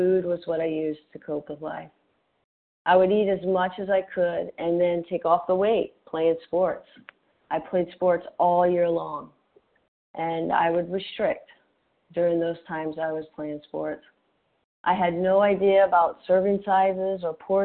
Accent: Gulf Coast of Mississippi, United States; I grew up on the Gulf Coast of Mississippi, close to New Orleans, in a working-class

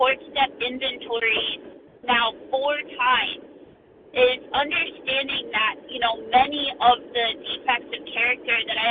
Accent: Connecticut, United States; I'm from Connecticut, but I'm traveling through

